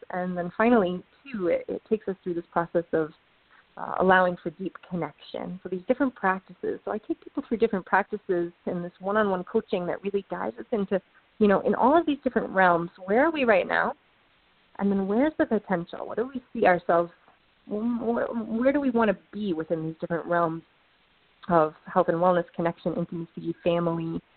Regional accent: Ann Arbor, Michigan, United States; I grew up in Ann Arbor

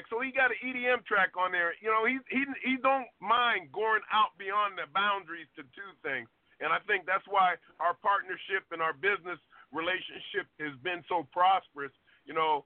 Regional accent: Ohio, United States; I'm from Ohio

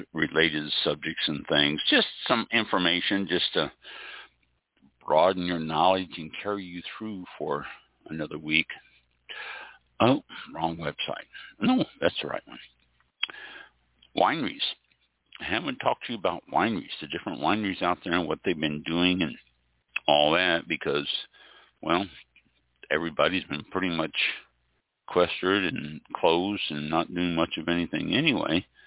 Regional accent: Midwest, United States; also born or lived in Quy Nhon, Vietnam; now in Florida, United States; I grew up in the Midwest.

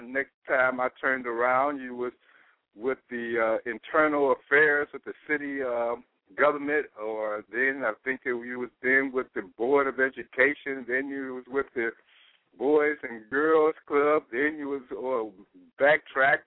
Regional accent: Chicago, Illinois, United States; him and I, we grew up in Robert Taylor Homes together

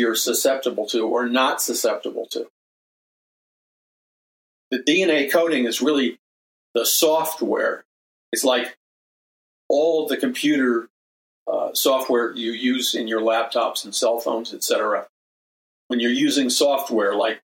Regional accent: New York, United States; I'm from New York

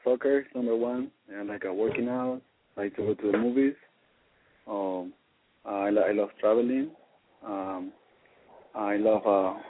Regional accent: Colombia; English is a second language; moved away as an adult; now in United States; I'm from Colombia. I've been living here for like 4 years, and I really like the United States.

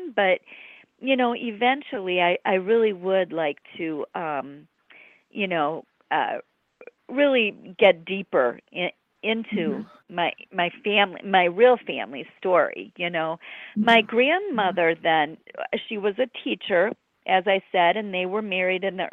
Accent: near Lake Michigan, Great Lakes, United States; I grew up near Lake Michigan

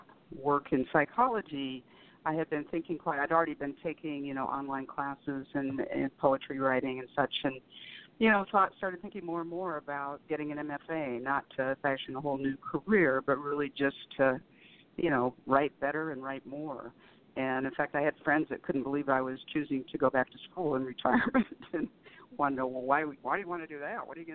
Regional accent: Southern California, United States; I was born and bred in Southern California and still live here in North San Diego County.

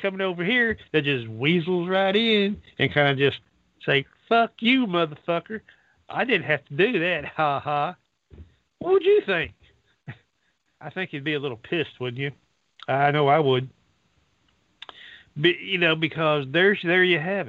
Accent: Dallas, Texas, United States; I'm a citizen of this country. I was born there in Dallas, Texas

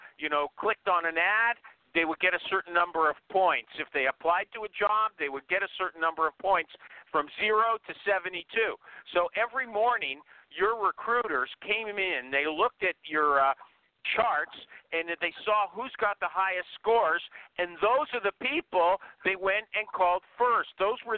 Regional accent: Canada; I'm Canadian.

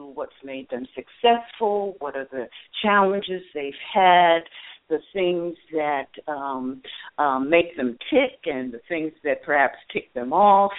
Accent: Detroit, Michigan, United States; I wanted to come to my hometown

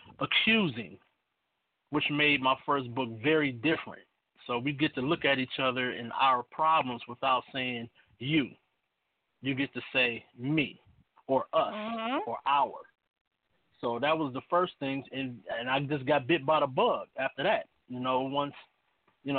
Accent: Cleveland, Ohio, United States; I'm from Cleveland, Ohio.

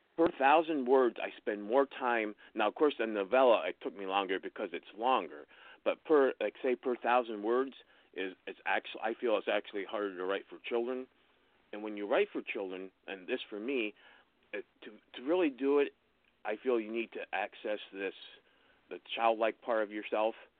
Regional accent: Wellsboro, Pennsylvania, United States; moved away as an adult; also born or lived in Wisconsin / Colorado; I grew up in Wellsboro, Pennsylvania, which is a little rural, rural town in north central Pennsylvania

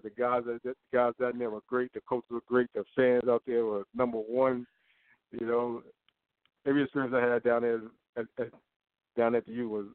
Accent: New York City, New York, United States; now in South Florida, United States; I was born in Brooklyn, New York

